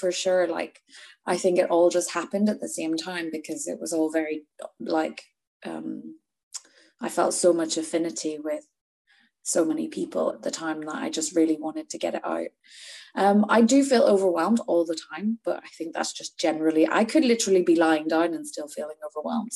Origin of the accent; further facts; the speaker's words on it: Northern Ireland, United Kingdom; also born or lived in Edinburgh; now in London, United Kingdom; I am from Northern Ireland. I grew up there. I was born there.